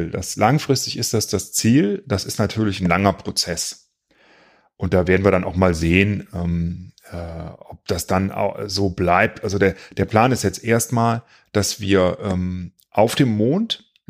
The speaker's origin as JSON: {"language": "German", "town": "Cologne", "region": "North Rhine-Westphalia", "country": "Germany", "tie": "born or raised there", "said": "dass ich hier äh, in meiner Heimatstadt ähm, investieren möchte, weil ich meiner Heimatstadt etwas geben will. Und ich möchte, dass die auch davon profitieren."}